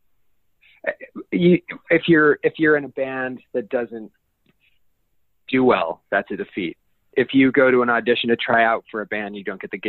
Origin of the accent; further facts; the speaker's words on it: Denver, Colorado, United States; I grew up in Denver, Colorado